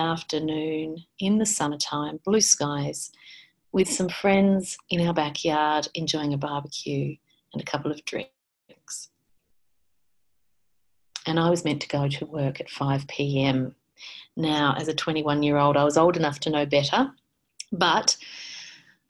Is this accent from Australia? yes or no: yes; Australia; I'm an Australian clinical and forensic psychologist